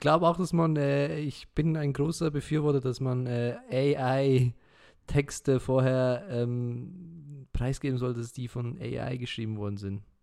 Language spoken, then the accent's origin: German; Switzerland; wir sind Schweizer